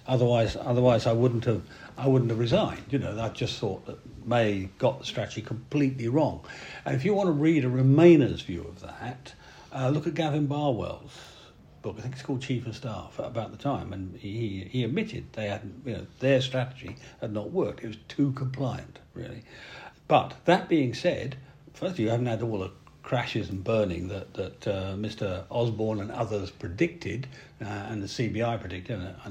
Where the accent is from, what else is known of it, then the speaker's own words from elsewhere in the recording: Yorkshire and the Humber, United Kingdom; I speak as a Yorkshireman